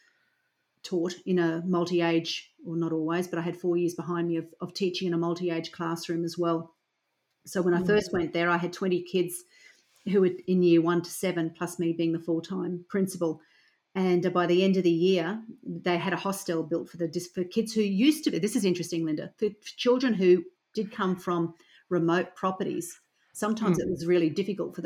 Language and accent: English; Toowoomba, Queensland, Australia; I grew up in a large rural town, or not even rural town, okay, so regional town called Toowoomba, or city called Toowoomba